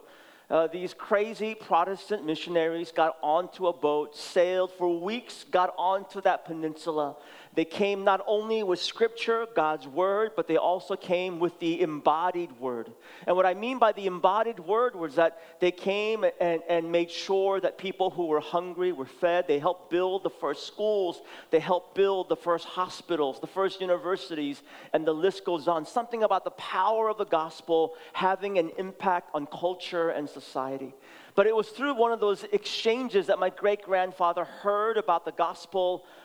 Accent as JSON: {"language": "English", "town": "San Francisco", "region": "California", "country": "United States", "tie": "born or raised there", "also_born_or_lived": "Seoul, South Korea", "said": "I was born in Seoul, South Korea, and immigrated when I was 6 years old. Immigrated directly to San Francisco, so we grew up in the city."}